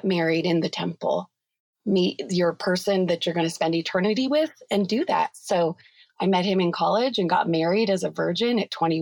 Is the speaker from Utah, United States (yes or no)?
yes; Utah, United States; I was raised in Utah County. So that's like 45 minutes south of Salt Lake